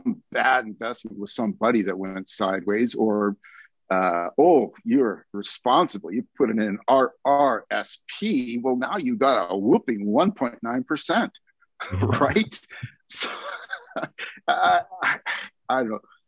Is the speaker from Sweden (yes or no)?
no; Canada; being a Canadian